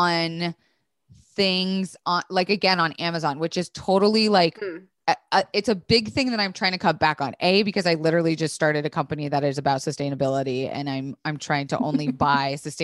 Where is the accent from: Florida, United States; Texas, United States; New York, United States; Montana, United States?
Florida, United States; I was raised in Florida